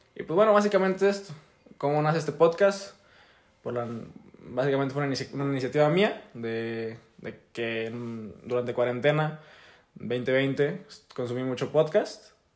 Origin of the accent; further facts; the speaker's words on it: Tamaulipas, Mexico; yo soy de Tamaulipas, tengo 18 años